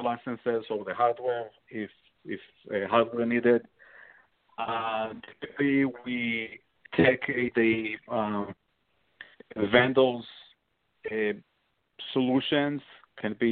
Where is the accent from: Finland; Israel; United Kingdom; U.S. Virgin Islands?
Israel; moved away; I'm coming from Israel and I served in the army, military